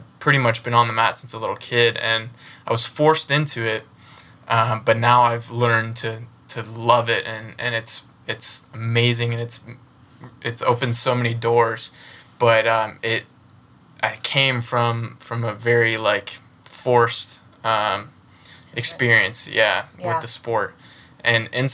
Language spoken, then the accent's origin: English; United States; I was born and raised in the United States